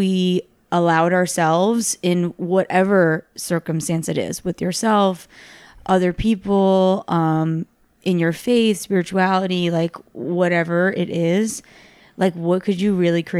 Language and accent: English; New York City, New York, United States; now in Los Angeles, United States; I come from New York, New York City, and that's like one of the largest cities in the world.